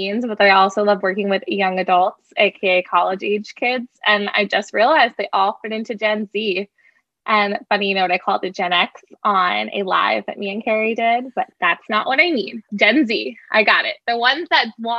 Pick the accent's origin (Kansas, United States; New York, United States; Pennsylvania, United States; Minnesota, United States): New York, United States; Long Island; I am from New York. So I actually stayed on Long Island